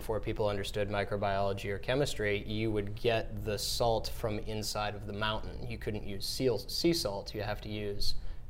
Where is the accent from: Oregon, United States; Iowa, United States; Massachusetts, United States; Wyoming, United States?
Oregon, United States; Portland; No, I'm from Portland, Oregon.